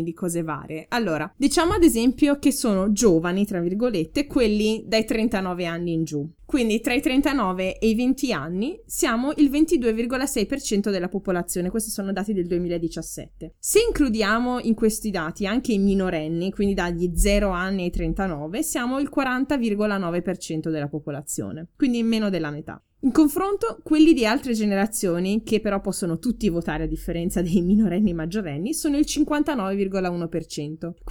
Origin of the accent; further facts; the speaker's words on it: Corato, Apulia, Italy; moved away as an adult; now in Forlì, Italy; io sono pugliese, per la precisione da eh, Corato in provincia di Bari.